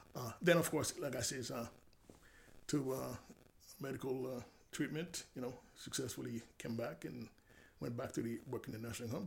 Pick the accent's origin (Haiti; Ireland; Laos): Haiti; now in United States; I'm from Haiti